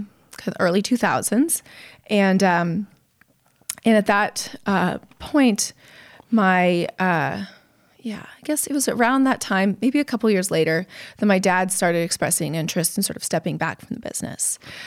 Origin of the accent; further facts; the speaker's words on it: Napa, California, United States; also born or lived in San Francisco; Raised in Napa after my parents came back from gallivanting through Europe.